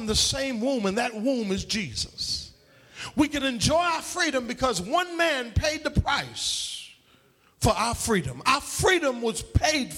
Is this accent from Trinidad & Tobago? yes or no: yes; Trinidad & Tobago; now in United States; when I was a child growing up in Trinidad